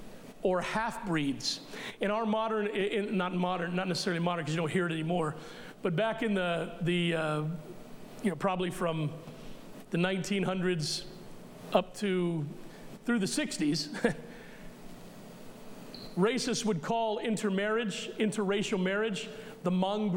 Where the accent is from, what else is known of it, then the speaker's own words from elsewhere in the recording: United States; as American Christians